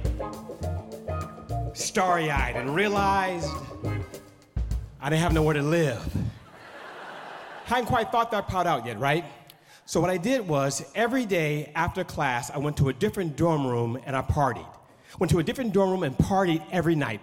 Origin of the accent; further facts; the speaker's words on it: Oakland, California, United States; also born or lived in Los Angeles, California; I grew up on East 14th in Oakland, California